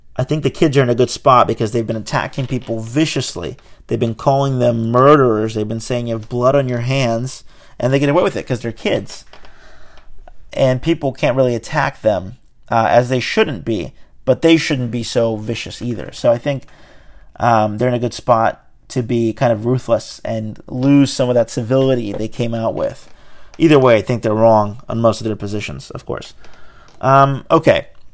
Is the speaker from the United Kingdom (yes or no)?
no; Brazil; English is a second language; now in United States; I'm from Brazil. You know, my mom and I came here speaking no English